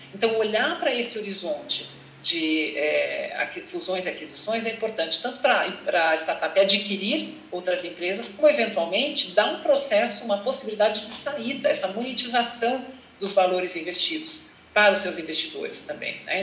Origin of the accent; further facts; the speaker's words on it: Curitiba, Paraná, Brazil; moved away as an adult; also born or lived in England / São Paulo; eu sou de Curitiba, me formei na Universidade Federal do Paraná